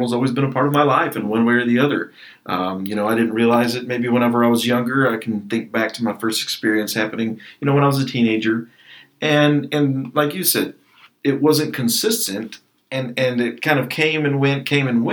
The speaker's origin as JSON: {"language": "English", "town": "Lockney", "region": "Texas", "country": "United States", "tie": "born or raised there", "moved": "as an adult", "lives_now": "Lubbock, United States", "said": "I'm from Lockney, Texas, you know, the big old city."}